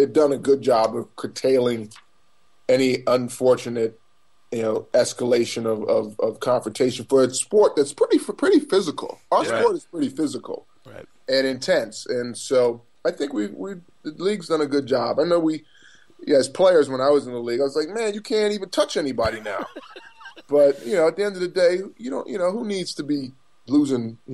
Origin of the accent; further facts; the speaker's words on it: Bahamas; I grew up in the Bahamas